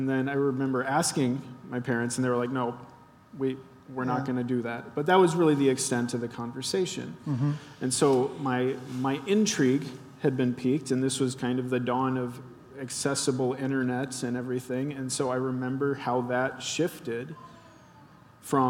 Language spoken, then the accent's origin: English; Cincinnati, Ohio, United States; I grew up in Cincinnati, and we actually have an Eiffel Tower down there